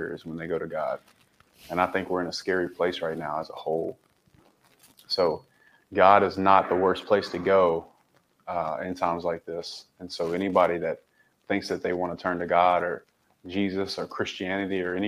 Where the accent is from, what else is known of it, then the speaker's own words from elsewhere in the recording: the South, United States; I grew up in the South